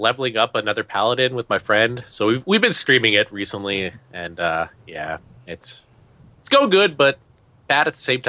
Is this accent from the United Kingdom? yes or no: no; Canada; I'm not. I'm from Canada